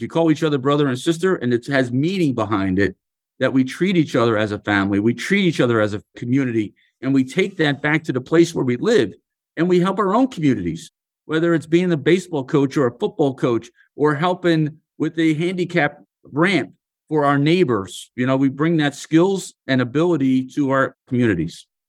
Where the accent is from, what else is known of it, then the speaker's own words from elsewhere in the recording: Philadelphia, Pennsylvania, United States; So, I come from Philadelphia. I grew up in the city. I was born and raised in a row home, what we call row homes in Philadelphia.